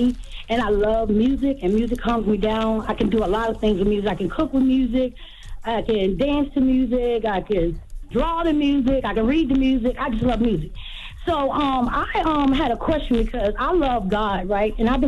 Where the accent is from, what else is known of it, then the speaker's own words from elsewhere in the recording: Hampton, Virginia, United States; I'm from Hampton, Virginia.